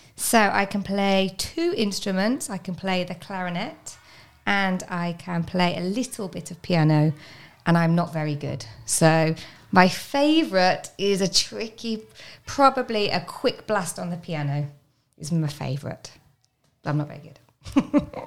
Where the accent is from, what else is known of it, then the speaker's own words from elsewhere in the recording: Birmingham, West Midlands, United Kingdom; moved away; I'm from a place called Birmingham